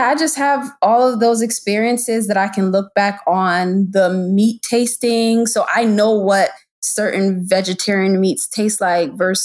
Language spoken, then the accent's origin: English; Hartford, Connecticut, United States; moved away as an adult; now in Maryland, United States; 7 years ago, I moved to Maryland. I'm originally from Connecticut, Hartford